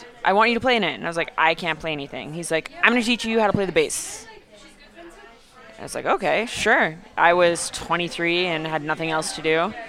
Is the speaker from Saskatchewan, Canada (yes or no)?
yes; Saskatchewan, Canada; moved away as an adult; now in Montreal, Canada; Never played in any bands until I moved to Montreal. I grew up in Saskatchewan